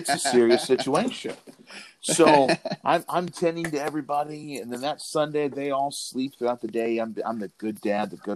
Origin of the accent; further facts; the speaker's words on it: Corpus Christi, Texas, United States; I'm from Corpus